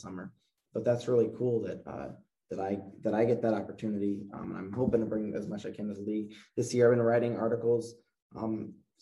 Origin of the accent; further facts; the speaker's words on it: New England, United States; growing up in New England